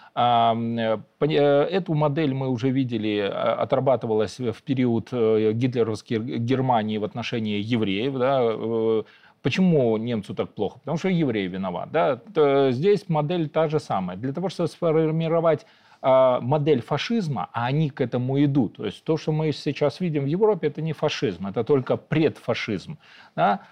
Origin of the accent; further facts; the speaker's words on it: Belarus; мы, белорусы